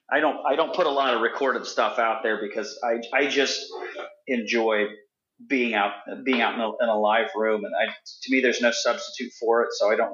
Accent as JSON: {"language": "English", "region": "Indiana", "country": "United States", "tie": "born or raised there", "said": "And I did a show here in my hometown in Indiana."}